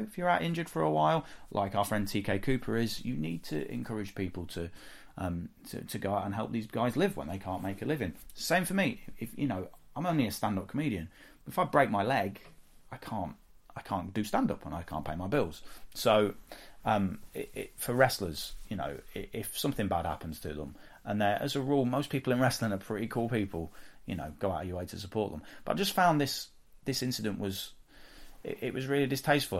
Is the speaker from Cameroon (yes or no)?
no; the Midlands, England, United Kingdom; I'm from the Midlands